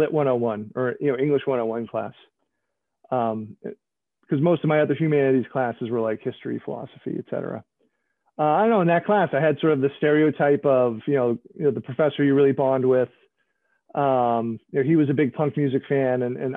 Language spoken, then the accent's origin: English; just outside of Boston, Massachusetts, United States; I grew up just outside of Boston